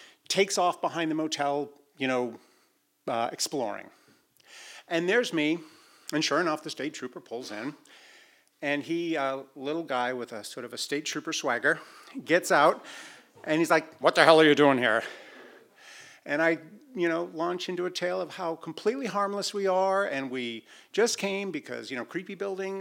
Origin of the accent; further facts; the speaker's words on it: Boston, Massachusetts, United States; I'm a you know middle class white guy from Boston